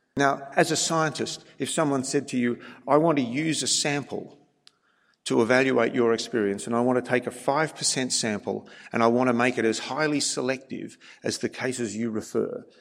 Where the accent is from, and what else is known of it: Australia